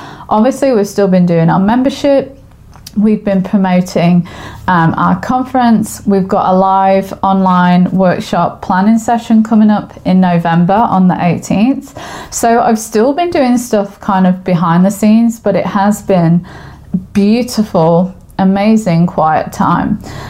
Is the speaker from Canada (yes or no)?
no; England, United Kingdom; now in Australia; I am from England. I sound funny because I'm now living in Australia and the language and accents have mixed together. So this is a blurb of English goodness for you.